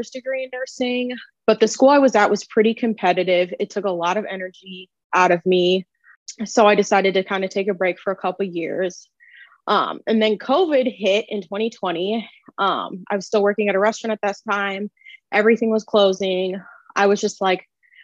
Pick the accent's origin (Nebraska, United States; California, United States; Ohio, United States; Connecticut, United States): Nebraska, United States; Omaha; now in St. Louis, United States; I am originally from Omaha, Nebraska, but I currently live in St. Louis.